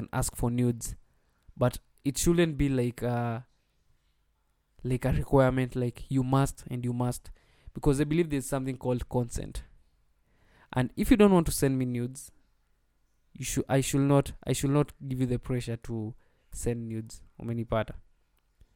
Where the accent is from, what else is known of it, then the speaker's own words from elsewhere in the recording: Nyandarua County, Kenya; I hail from Nyandarua County.